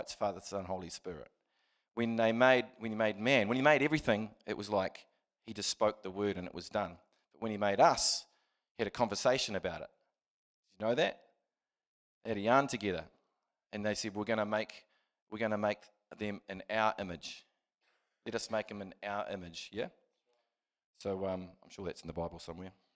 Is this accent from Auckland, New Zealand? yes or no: no; Christchurch, Canterbury, New Zealand; I was, uh, born and raised in Christchurch